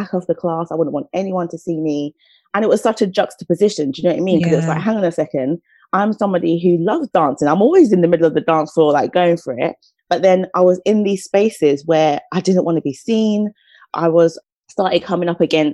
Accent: St. Lucia; now in United Kingdom; I'm from the Caribbean. I'm from a lovely island called St. Lucia. And so for me, growing up, like, music and dancing was just part of my upbringing

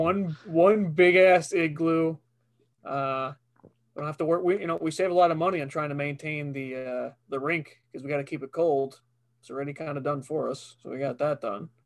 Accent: Long Island, New York, United States; we're from Long Island

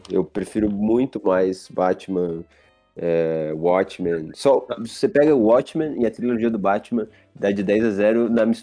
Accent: Pinheiros, São Paulo, Brazil; eu moro perto dele. Porque eu sou de Pinheiros

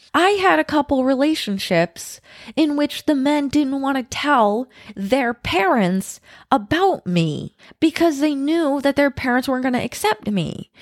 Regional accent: United States; moved away; I'm American

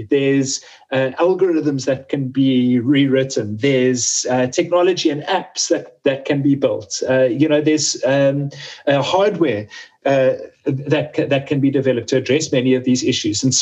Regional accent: Cape Town, Western Cape, South Africa; very small scale and micro farmers in my hometown in Cape Town

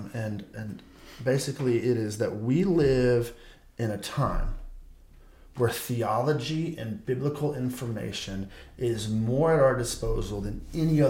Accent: Michigan, United States; now in Texas, United States; I'm from Michigan and I've been back and forth a bunch this year

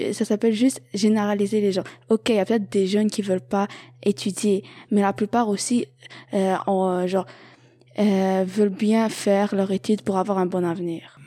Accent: Algeria; now in Montreal, Canada; je viens d'Algérie

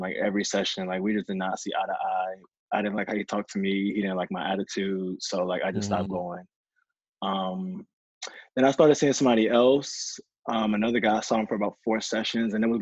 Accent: Norfolk, Virginia, United States; also born or lived in Baltimore, Maryland; I grew up in Norfolk and spent like half my year in Baltimore

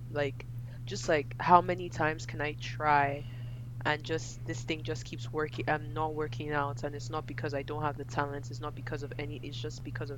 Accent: Lagos, Nigeria; moved away; also born or lived in United Kingdom; I was born and raised in Lagos

